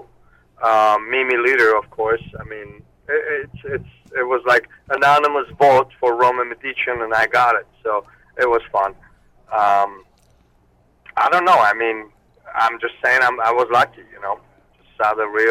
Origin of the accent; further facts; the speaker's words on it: Armenia; also born or lived in Moscow, Russia; now in United States; I was born in Armenia. I lived there, and then I moved to Russia